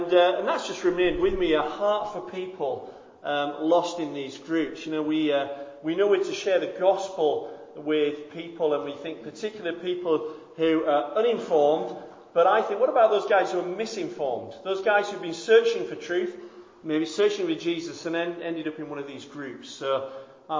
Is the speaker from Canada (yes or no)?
no; Bradford, Yorkshire and the Humber, United Kingdom; I'm from Bradford